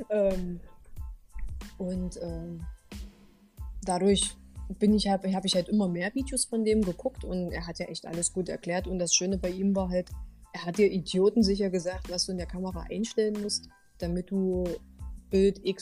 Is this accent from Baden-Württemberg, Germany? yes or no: no; Halle, Saxony-Anhalt, Germany; ich kannte oder als Hallenser kennt man jetzt nicht wirklich viel Schnee.